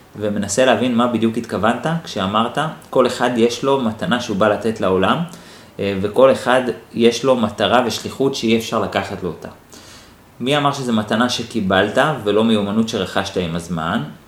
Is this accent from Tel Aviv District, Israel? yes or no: yes; Holon, Tel Aviv District, Israel; גדלתי בשכונת ג'סי כהן בחולון